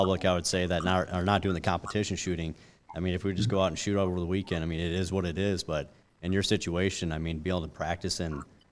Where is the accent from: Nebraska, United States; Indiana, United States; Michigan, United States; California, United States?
Nebraska, United States; we grew up in Nebraska